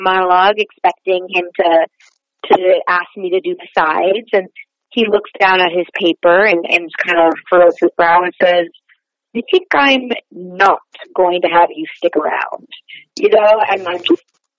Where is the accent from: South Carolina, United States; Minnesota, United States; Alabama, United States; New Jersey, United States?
Minnesota, United States; Wayzata; moved away as an adult; also born or lived in New York; I was born in Minnesota, in a suburb called Wayzata